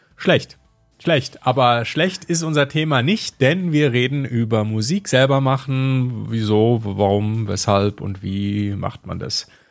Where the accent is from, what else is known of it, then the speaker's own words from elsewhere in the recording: Kleve, North Rhine-Westphalia, Germany; now in Bavaria, Germany; Ja, ich komme aus Kleve. Das ist am Niederrhein, das ist auch Nordrhein-Westfalen, ist so die westliche Ecke, also links auf der Karte, so ganz nah an der niederländischen Grenze. Da bin ich groß geworden